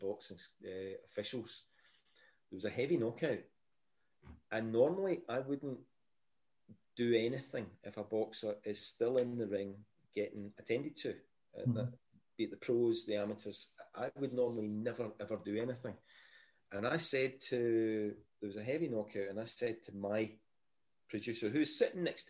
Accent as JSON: {"language": "English", "town": "Glasgow", "region": "Scotland", "country": "United Kingdom", "tie": "born or raised there", "accent": "Scottish", "said": "I didn't grow up with a hard Glasgow accent"}